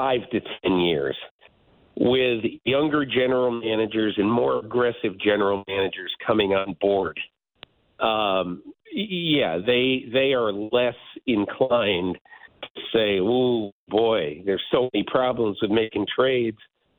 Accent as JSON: {"language": "English", "region": "Connecticut", "country": "United States", "tie": "born or raised there", "said": "when I was growing up in Connecticut"}